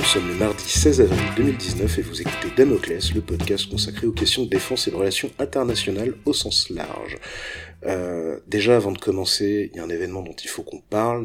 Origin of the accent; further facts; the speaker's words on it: France; quand on est français